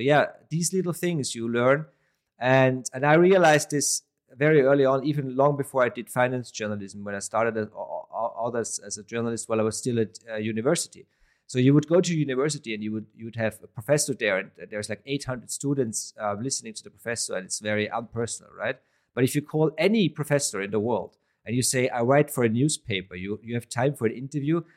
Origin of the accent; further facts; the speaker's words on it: Vienna, Austria; I'm from Vienna, Austria